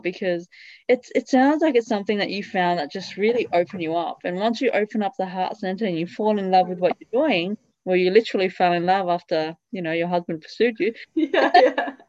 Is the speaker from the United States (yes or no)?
no; Italy; I grew up in Italy